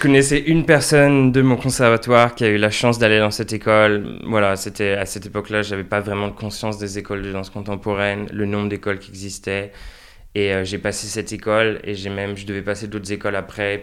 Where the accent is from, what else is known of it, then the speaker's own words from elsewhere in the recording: Angers, Pays de la Loire, France; now in The Hague, Netherlands; je suis né à Angers